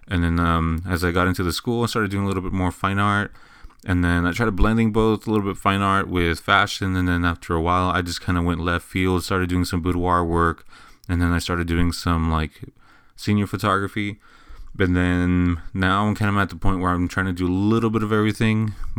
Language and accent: English; Eagle Pass, Texas, United States; now in San Antonio, United States; I came from Eagle Pass, Texas. I moved to San Antonio, Texas, about, I want to say, 6-7 years ago.